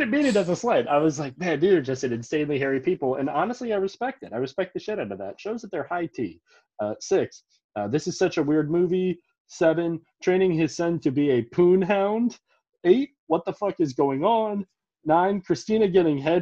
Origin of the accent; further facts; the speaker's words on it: Montgomery County, Maryland, United States; we grew up in Montgomery County. It's a pretty Greek area